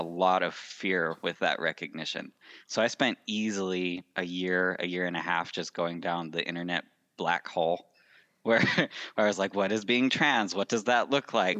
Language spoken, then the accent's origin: English; Salt Lake City, Utah, United States; I was born and raised in Salt Lake City, Utah